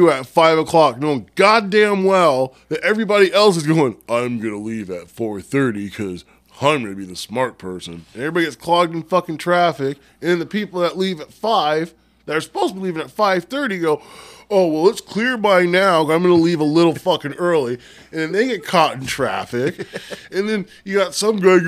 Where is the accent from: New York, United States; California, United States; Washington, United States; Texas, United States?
Washington, United States; Lacey; also born or lived in Madigan Army Medical Center, Washington; here I am from Lacey, Washington